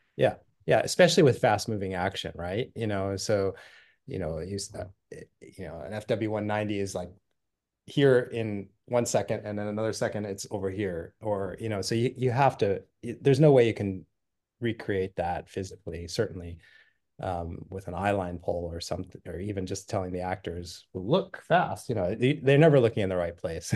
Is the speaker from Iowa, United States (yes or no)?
no; Los Angeles, California, United States; now in San Francisco Bay Area, United States; I grew up in L